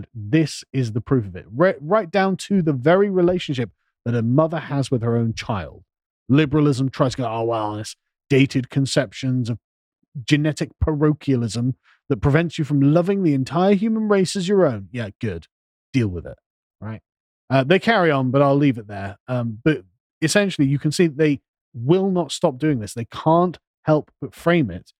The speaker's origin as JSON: {"language": "English", "region": "England", "country": "United Kingdom", "said": "I'm an Englishman"}